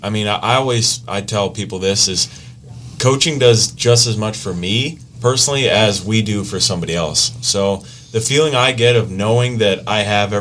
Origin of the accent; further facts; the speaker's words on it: Grayslake, Illinois, United States; moved away as an adult; also born or lived in Kenosha, Wisconsin; I'm from Grays Lake, Illinois, is originally where I'm from.